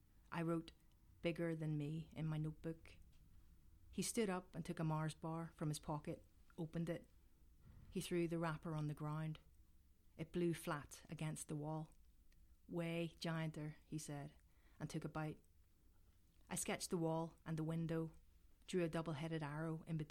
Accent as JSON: {"language": "English", "town": "Belfast", "region": "Northern Ireland", "country": "United Kingdom", "tie": "born or raised there", "said": "I grew up in North Belfast"}